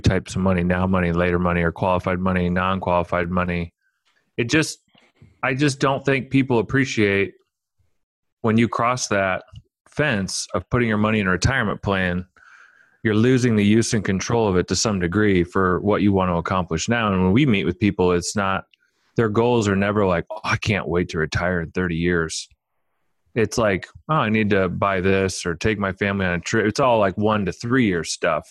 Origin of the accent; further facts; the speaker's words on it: Omaha, Nebraska, United States; I grew up in Omaha